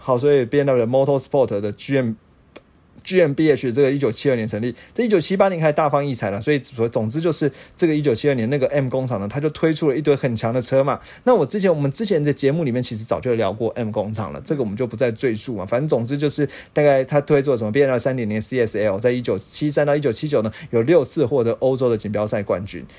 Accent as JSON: {"language": "Chinese", "country": "Taiwan", "said": "我们台湾人"}